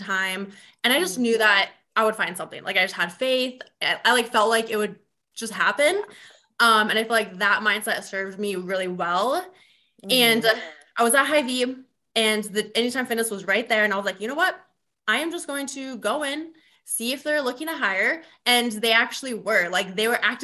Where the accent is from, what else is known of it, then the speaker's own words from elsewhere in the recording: Vermillion, South Dakota, United States; moved away as an adult; also born or lived in Brookings, South Dakota; now in Sioux Falls, United States; I currently live in Sioux Falls, South Dakota, and I grew up in Vermilion, which is like an hour south